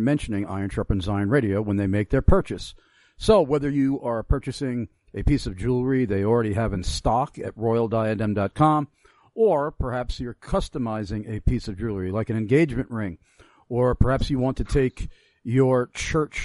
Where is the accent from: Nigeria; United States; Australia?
United States; Long Island, New York; growing up on Long Island